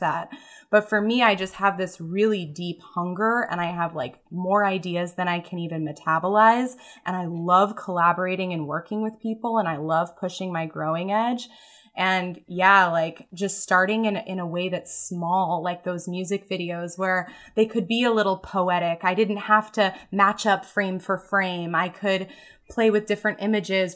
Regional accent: Mountain View, California, United States; moved away as an adult; I grew up in the San Francisco Bay Area, Mountain View, and, like, walked to elementary school, rode my bike to middle

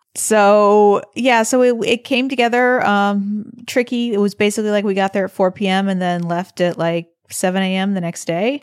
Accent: St. Louis, Missouri, United States; moved away; I was from Saint Louis and that I, in fact, grew up five minutes from where he did

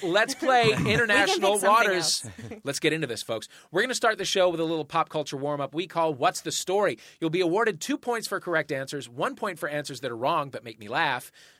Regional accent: United States; Despite being American-born and bred

